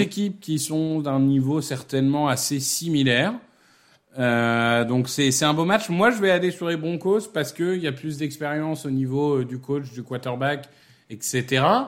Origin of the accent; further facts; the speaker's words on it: Amiens, Hauts-de-France, France; ma ville natale euh, qui est Amiens.